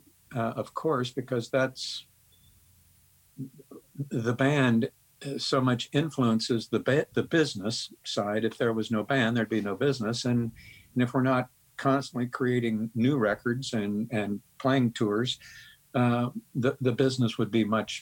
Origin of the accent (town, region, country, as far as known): Topeka, Kansas, United States